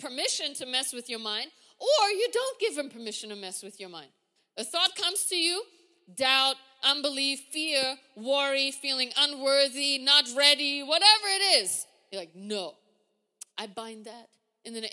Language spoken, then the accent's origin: English; Germany; moved away as an adult; now in United States; I come from Germany. We walk everywhere